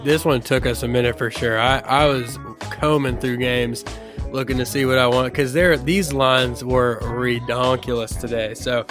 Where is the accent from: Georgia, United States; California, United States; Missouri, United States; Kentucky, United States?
Kentucky, United States; we're from Kentucky.